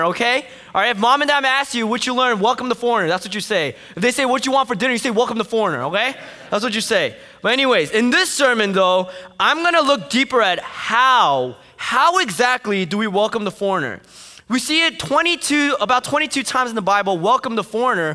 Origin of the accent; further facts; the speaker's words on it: Fort Lee, New Jersey, United States; I grew up in Fort Lee, New Jersey